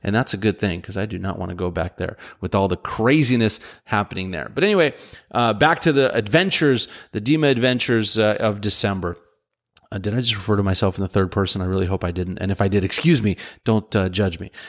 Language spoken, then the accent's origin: English; Texas, United States; moved away; my home state of Texas